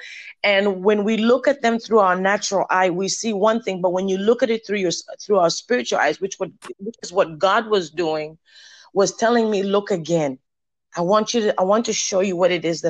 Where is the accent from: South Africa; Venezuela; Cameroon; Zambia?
Zambia; moved away as an adult; now in United States; Before I came to the U.S., I think it's 21 years ago now. I'm originally from Zambia, Africa